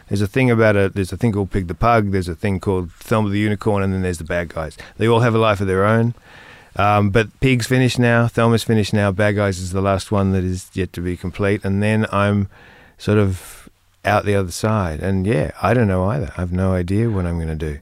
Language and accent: English; same area as Nick Cave, Victoria, Australia; I grew up in, at the same, around the same area with one of the other people who's been on your show, Nick Cave. Um, we grew up, um, in the same region